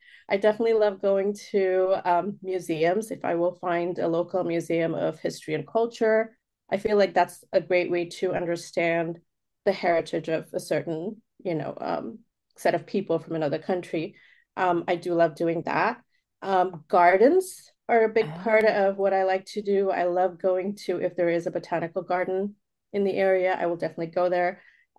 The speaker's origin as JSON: {"language": "English", "country": "Oman", "tie": "born or raised there", "also_born_or_lived": "India", "said": "I was born in India, but raised outside of the country in Oman. And so just having that differentiation of, okay, this is where I'm really from, but this is where home is for the most part."}